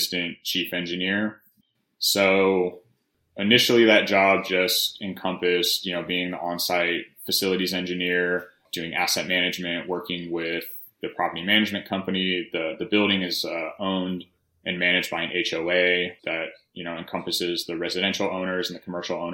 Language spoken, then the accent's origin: English; El Cerrito, California, United States; moved away as an adult; also born or lived in Denver, Colorado / Boulder, Colorado / Los Angeles, California / San Jose, California; now in Texas, United States; I grew up in the Bay Area in California in a little town called El Cerrito, which is just north of Berkeley